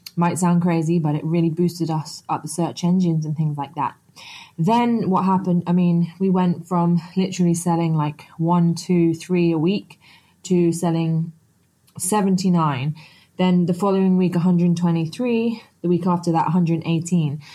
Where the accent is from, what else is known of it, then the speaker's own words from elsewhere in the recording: Antigua & Barbuda; I'm actually from Antigua in the Caribbean